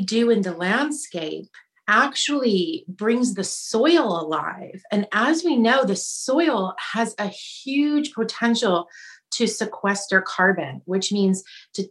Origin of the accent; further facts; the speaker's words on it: Iowa, United States; moved away; also born or lived in Kona, Hawaii; I grew up in Iowa